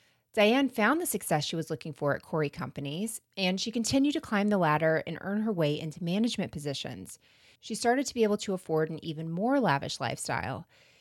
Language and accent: English; Florida, United States; I mean, we're from Florida, so we should be taken out of this conversation.